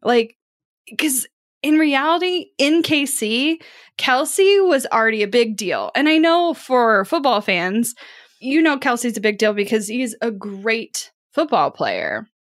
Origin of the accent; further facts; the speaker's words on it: Kansas City, Missouri, United States; I am from Kansas City